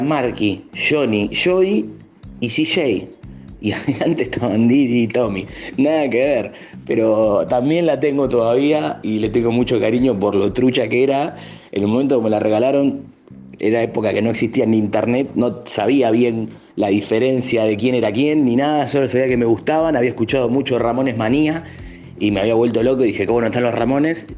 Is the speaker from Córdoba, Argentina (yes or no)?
no; Valentín Alsina, Buenos Aires Province, Argentina; Yo soy de Valentina Alcina